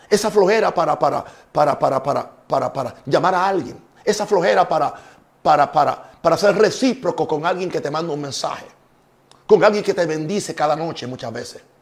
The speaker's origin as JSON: {"language": "Spanish", "country": "Puerto Rico", "also_born_or_lived": "United States", "said": "Yo soy puertorriqueño. También me dicen gringo porque vengo de Estados Unidos."}